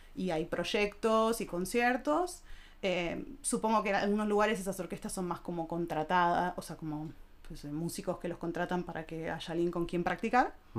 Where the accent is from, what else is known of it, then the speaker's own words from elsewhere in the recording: Argentina; moved away as an adult; now in Germany; soy argentina.